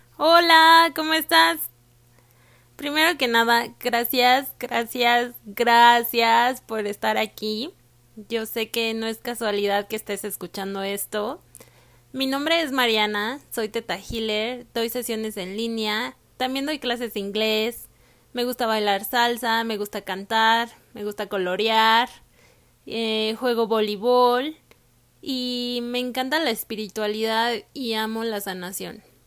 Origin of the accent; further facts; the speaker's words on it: Mexico; moved away as an adult; also born or lived in Canada; Yo nací, crecí y estudié en México